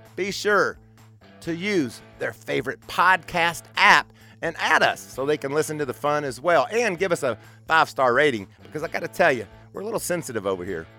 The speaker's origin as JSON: {"language": "English", "region": "Kentucky", "country": "United States", "said": "I'm from Kentucky. I struggle with, uh, some of my dialect"}